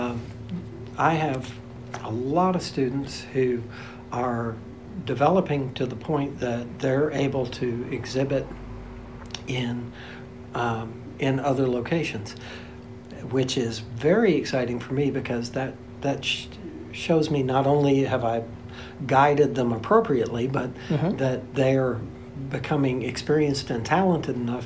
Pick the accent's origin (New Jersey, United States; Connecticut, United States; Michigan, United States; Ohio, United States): Michigan, United States; on Lake Superior, northern; now in LaGrange, United States; I came from a place where I grew up on Lake Superior